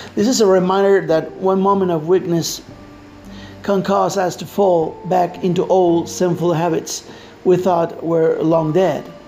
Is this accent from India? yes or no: no; Argentina; English is a second language; I am Latino from Argentina.